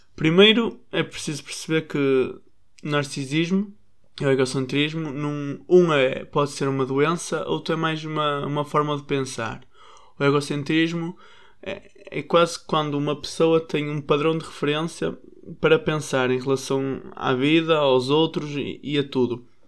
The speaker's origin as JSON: {"language": "Portuguese", "country": "Portugal", "said": "Nós, às vezes, portugueses"}